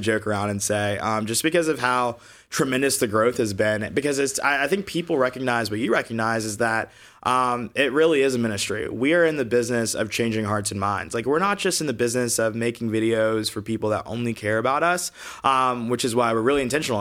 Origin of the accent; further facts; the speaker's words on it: Augusta, Georgia, United States; moved away as an adult; also born or lived in Alabama; now in California, United States; I grew up in Georgia in the Deep South